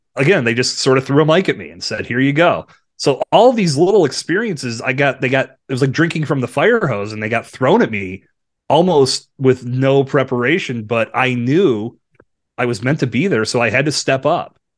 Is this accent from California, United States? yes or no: no; Bradford, Pennsylvania, United States; growing up in Bradford